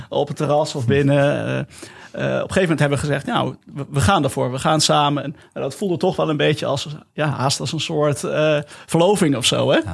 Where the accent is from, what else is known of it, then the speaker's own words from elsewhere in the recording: Nijmegen, Gelderland, Netherlands; now in Eefde, Netherlands; Ik ben geboren in Nijmegen